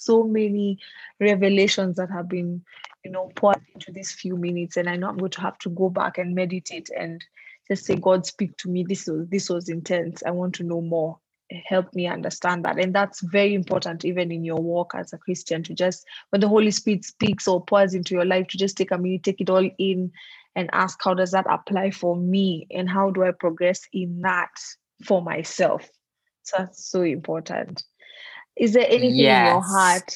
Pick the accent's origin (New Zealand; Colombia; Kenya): Kenya; Nairobi; I'm not from Eldoret. I'm from Nairobi.